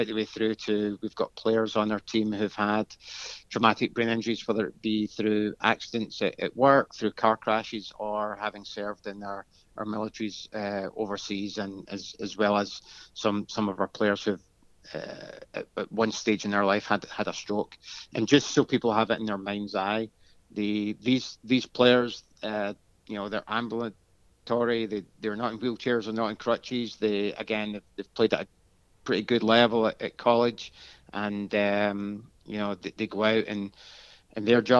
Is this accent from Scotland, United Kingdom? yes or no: yes; Glasgow, Scotland, United Kingdom; moved away as an adult; now in United States; I'm not originally from the US. I'm born and bred in Glasgow, Scotland